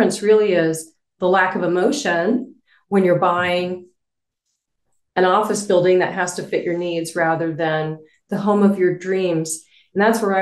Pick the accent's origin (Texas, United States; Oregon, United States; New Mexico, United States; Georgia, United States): New Mexico, United States; Albuquerque; moved away as an adult; I moved back to my hometown where I knew people